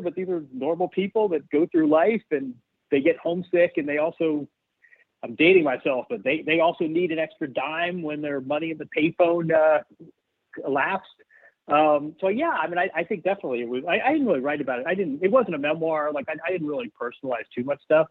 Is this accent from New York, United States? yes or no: no; Bloomington, Indiana, United States; I grew up in Bloomington, Indiana